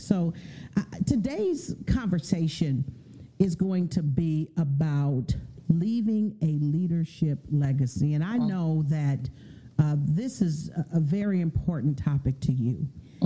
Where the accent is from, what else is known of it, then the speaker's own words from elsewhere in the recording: San Francisco Bay Area, California, United States; I'm from the Bay Area, and so I've been a 49er fan all of my life